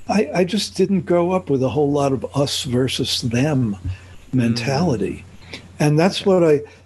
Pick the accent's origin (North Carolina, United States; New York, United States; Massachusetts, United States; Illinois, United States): New York, United States; now in Bible Belt, United States; I come from New York where it's a more of a melting pot. I mean, it's a very Catholic city, New York is.